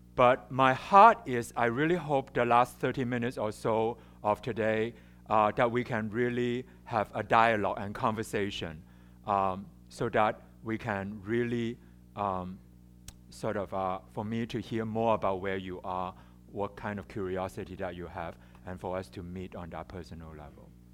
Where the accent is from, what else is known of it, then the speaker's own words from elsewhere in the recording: Hong Kong; English is a second language; also born or lived in China; I was born in China, and and I and I grew up in Hong Kong. I mean, I, I my family moved to Hong Kong when I was three years old